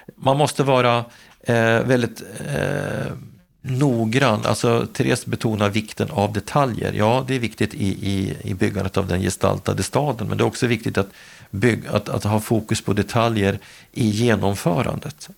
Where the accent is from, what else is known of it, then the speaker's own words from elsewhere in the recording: Gävle, Gävleborg County, Sweden; min hemstad Gävle